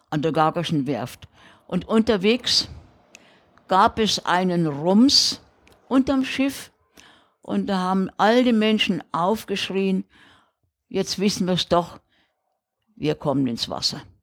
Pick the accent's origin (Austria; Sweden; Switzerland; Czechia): Czechia; now in Rügen, Germany; wir sind ja aus dem De Sudetenland damals, 1946 sind wir ja vertrieben worden. Und äh, kamen ja dann 14 Tage später hier auf die Insel Riegen.